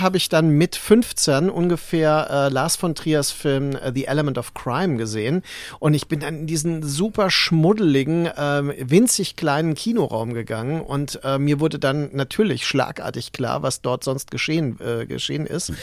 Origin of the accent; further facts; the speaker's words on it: Mainz, Rhineland-Palatinate, Germany; Ich bin ja in Mainz aufgewachsen